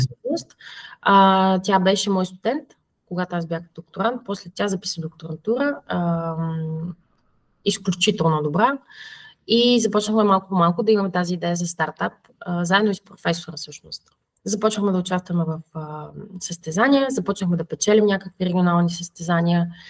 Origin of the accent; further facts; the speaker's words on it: Plovdiv, Plovdiv Province, Bulgaria; moved away as an adult; now in Verona, Italy; аз съм от Кършака, а, Гагарин